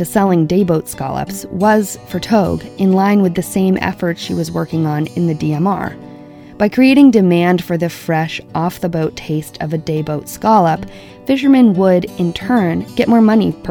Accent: Stonington, Maine, United States; I grew up in Stonington, Maine

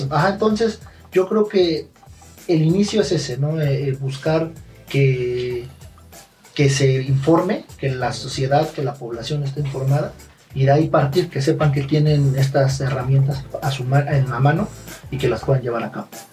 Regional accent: Ixtapaluca, State of Mexico, Mexico; Yo soy del municipio de Ixtapaluca

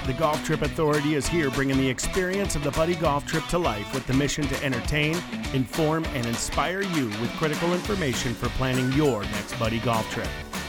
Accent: Michigan, United States; I grew up in Michigan.

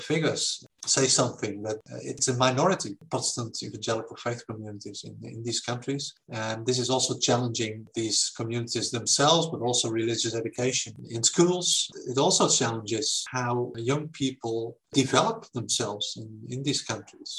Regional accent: Netherlands; I was raised in the Netherlands in what you can call a simple Christian family

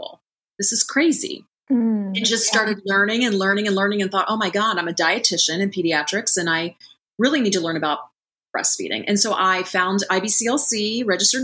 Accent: Columbus, Ohio, United States; moved away as an adult; also born or lived in Bexley, Ohio / Bloomington, Indiana / Chicago, Illinois; now in California, United States; I just grew up in Columbus, Ohio, even though I live in California now. So I'm a Midwestern girl

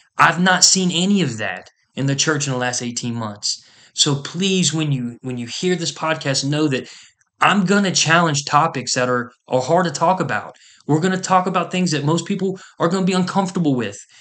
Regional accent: United States; as an American

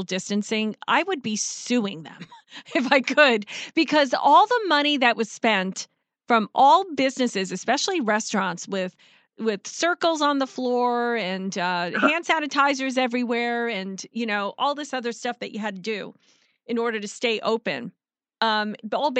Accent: New York, United States; we're all from New York.

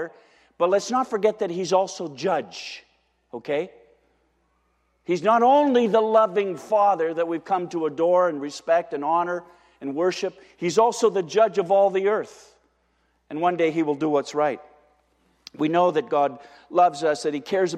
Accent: Windsor, Ontario, Canada; I'm from Windsor

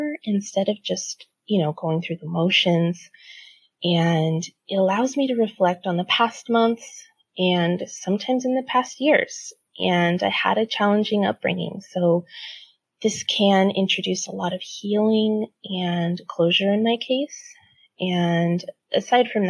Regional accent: San Diego, California, United States; moved away as an adult; now in Seattle, United States; I'm from San Diego, but moved to Seattle for work 8 years ago

